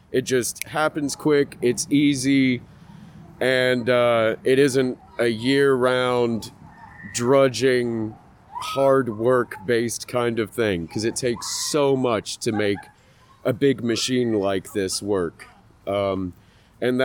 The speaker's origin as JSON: {"language": "English", "region": "England", "country": "United Kingdom", "tie": "born or raised there", "moved": "yes", "said": "When I was a little kid, I grew up in England"}